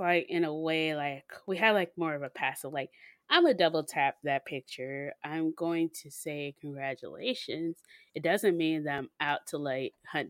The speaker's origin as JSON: {"language": "English", "region": "Mississippi", "country": "United States", "moved": "as an adult", "lives_now": "Texas, United States"}